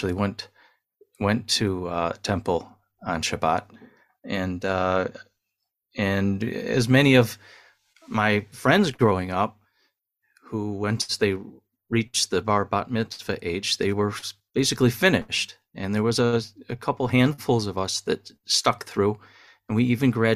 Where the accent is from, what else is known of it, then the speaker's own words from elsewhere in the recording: Huntington Woods, Michigan, United States; moved away as an adult; now in Israel; I'm originally from Michigan. Suburb of Detroit called Huntington Woods